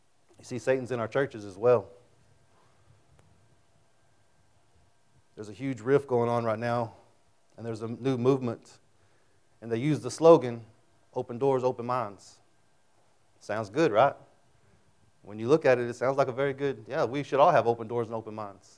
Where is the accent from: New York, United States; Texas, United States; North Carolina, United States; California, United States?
Texas, United States; Childress; also born or lived in Amarillo; when I was a kid, I grew up in Childress